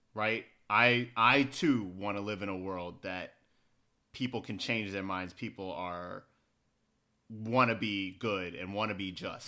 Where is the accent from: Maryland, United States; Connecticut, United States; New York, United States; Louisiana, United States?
Maryland, United States; Baltimore; I'm from Baltimore